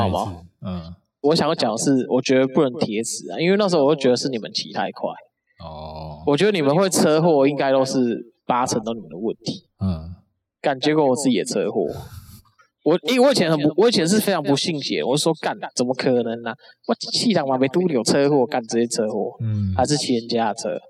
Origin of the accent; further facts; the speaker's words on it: Taipei, Taiwan; 我从北投过来